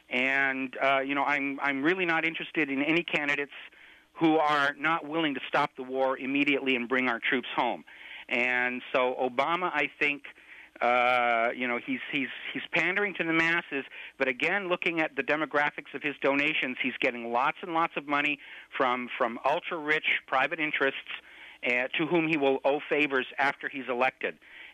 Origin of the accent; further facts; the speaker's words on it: United States; as an American